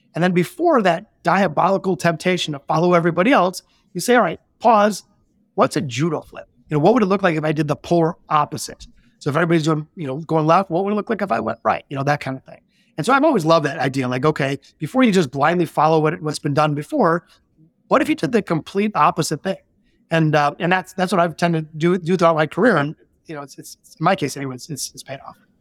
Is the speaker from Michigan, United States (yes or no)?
yes; Detroit, Michigan, United States; we're both from Detroit, born in the city